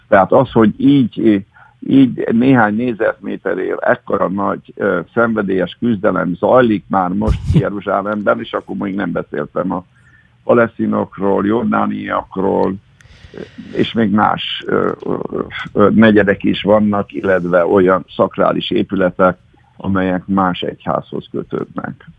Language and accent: Hungarian; Hungary; mint magyarként én nem vagyok megsértődve